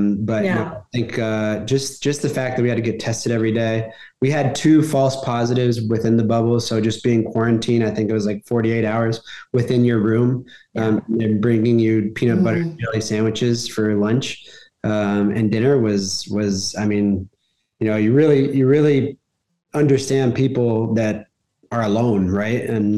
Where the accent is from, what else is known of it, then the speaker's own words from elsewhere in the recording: Dallas, Texas, United States; I'm originally from Texas. I'm originally from Dallas, Texas. Yeah. I don't have a Southern accent